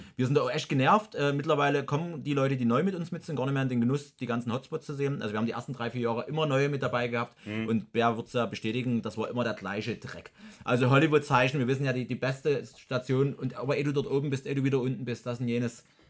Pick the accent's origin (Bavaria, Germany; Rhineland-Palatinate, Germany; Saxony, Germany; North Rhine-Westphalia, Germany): Saxony, Germany; Freital; meiner Heimatstadt Freital dann äh, unweit von Dresden